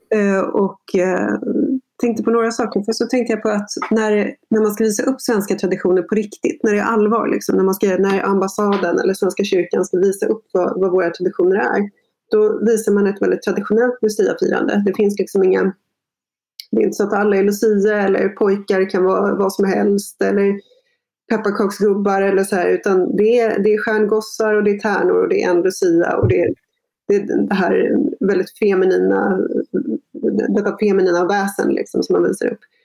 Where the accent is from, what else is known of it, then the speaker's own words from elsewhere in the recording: Sweden; jag är liksom första generationen infödd svensk